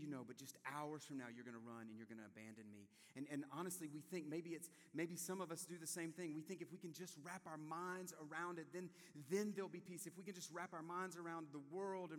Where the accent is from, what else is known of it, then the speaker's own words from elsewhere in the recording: South Louisiana, United States; moved away; I'm from South Louisiana